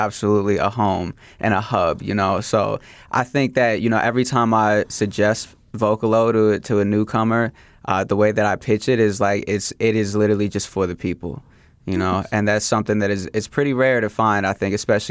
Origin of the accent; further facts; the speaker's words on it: Philadelphia, Pennsylvania, United States; moved away; also born or lived in Chicago area / Oak Park, Illinois; Yeah, so I grew up in Philadelphia. So I was born in the Chicago area, moved to Philly when I was very young, and then lived there for over 10 years, and then moved back to the Chicago area.